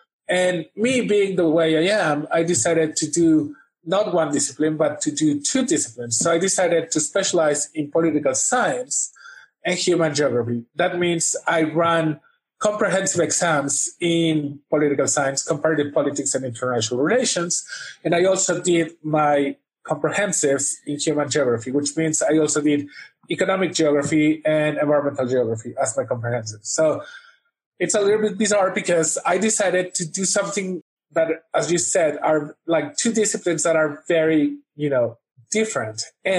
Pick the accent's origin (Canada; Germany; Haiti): Canada; Vancouver, British Columbia; I consider Vancouver, British Columbia, my hometown.